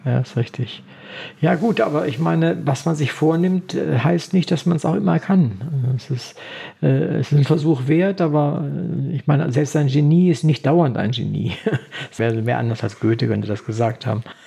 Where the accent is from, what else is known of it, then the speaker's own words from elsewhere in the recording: Wolfenbüttel, Lower Saxony, Germany; Ich komme ja aus, aus Niedersachsen, aus Wolfenbüttel